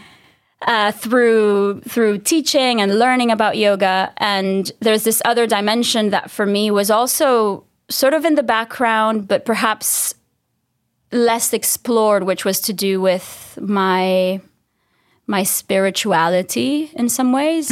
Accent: Dominican Republic; I'm from the Dominican Republic, so this small island in the Caribbean

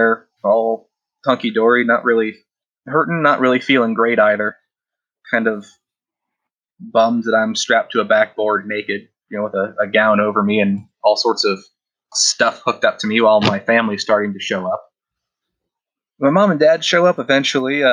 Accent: Kansas City, United States; also born or lived in Overland Park; We're both from Kansas City

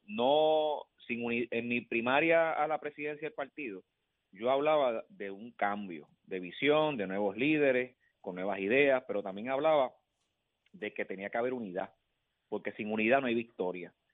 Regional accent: Villalba, Puerto Rico; mi pueblo

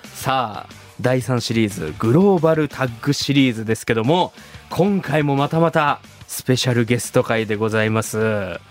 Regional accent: Shimabara, Nagasaki, Japan; 長 崎の島原出身なんですけど

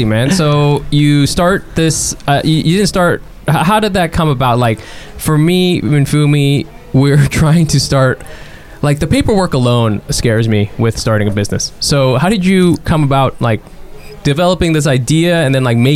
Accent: Southern California, United States; I grew up in Southern California

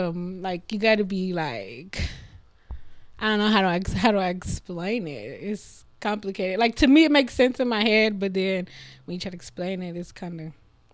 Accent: West Texas, United States; I'm from West Texas.

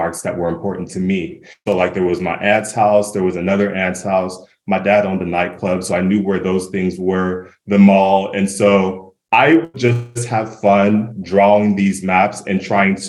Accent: Yucca Valley, California, United States; also born or lived in Los Angeles; I grew up in Yucca Valley

